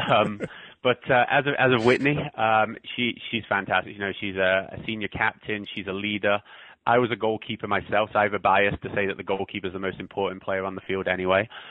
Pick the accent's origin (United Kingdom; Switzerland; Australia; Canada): United Kingdom; England; moved away as an adult; also born or lived in Scotland / Ohio / North Dakota; now in Iowa, United States; I was born in Scotland, grew up in England, and I moved over here when I was 19 to go to college in Ohio.